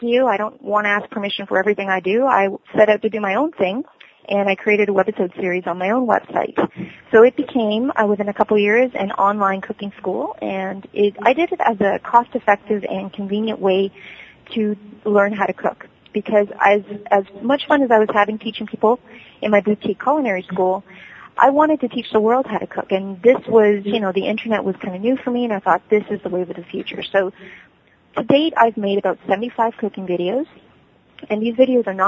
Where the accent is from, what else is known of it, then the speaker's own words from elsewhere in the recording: Cambridge, Ontario, Canada; also born or lived in South America / Waterloo, Ontario; I was born in South America, and I grew up in Cambridge, Ontario, Canada.